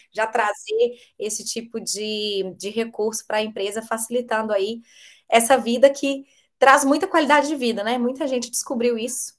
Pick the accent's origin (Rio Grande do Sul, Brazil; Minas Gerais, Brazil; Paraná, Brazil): Minas Gerais, Brazil; Belo Horizonte; eu sou de Belo Horizonte mineirinha